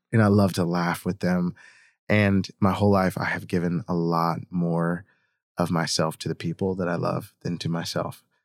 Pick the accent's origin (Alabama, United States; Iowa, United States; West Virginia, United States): West Virginia, United States; Hurricane; I grew up in Hurricane, West Virginia